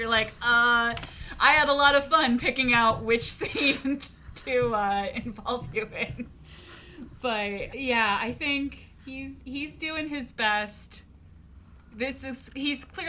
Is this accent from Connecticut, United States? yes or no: yes; Connecticut, United States; growing up in Waspy, Connecticut